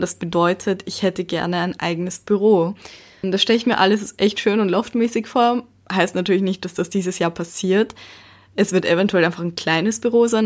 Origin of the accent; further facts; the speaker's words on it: Baden, Lower Austria, Austria; moved away as an adult; now in Vienna, Austria; ich komme ja aus Baden und dort konnte man überall zu Fuß hingehen oder eben mit dem Bus fahren